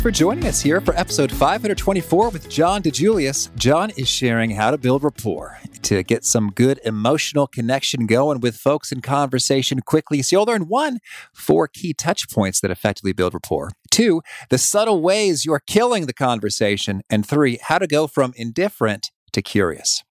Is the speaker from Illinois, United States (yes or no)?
yes; Danville, Illinois, United States; now in Chicago, United States; I grew up in Danville, Illinois, about three hours away, uh, but I've spent almost my whole life in Illinois